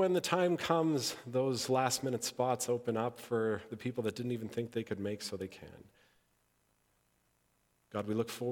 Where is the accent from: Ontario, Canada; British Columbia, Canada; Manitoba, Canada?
Manitoba, Canada; Interlake; I grew up in the Interlake